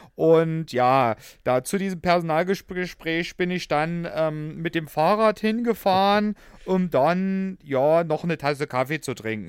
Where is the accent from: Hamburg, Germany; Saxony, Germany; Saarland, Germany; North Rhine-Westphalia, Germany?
Saxony, Germany; Hoyerswerda; accent: Saxon; ich komme ja aus Sachsen gebürtig, mhm. ja, auch wenn Hoyerswerda schon Rand Brandenburg ist, aber ich nehme mal den sächsischen mhm. Dialekt